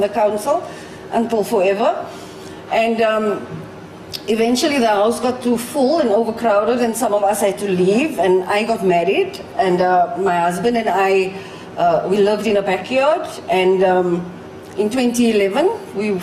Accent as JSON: {"language": "English", "town": "Cape Town", "region": "Western Cape", "country": "South Africa", "said": "I'm from Cape Town, South Africa"}